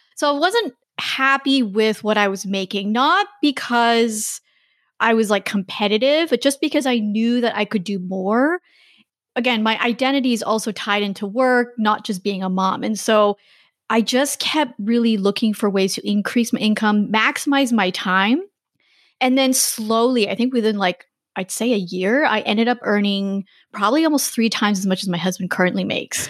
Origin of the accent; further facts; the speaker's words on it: Canada; moved away as an adult; also born or lived in China; I'm Canadian, my husband's American